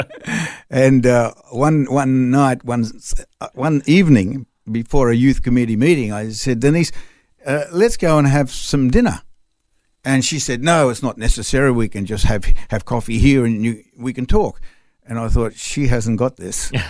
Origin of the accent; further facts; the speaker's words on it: Sydney, New South Wales, Australia; first language French; English is a second language; moved away as an adult; also born or lived in France / Reunion Island; I was born in Australia, but to French parents. So I spoke French at home before I ever learned English at school.